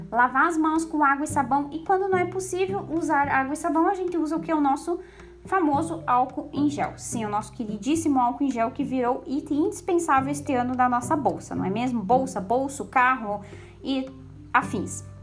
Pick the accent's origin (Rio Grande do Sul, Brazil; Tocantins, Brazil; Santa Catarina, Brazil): Santa Catarina, Brazil; eu sou aqui do sul, aqui de Santa Catarina também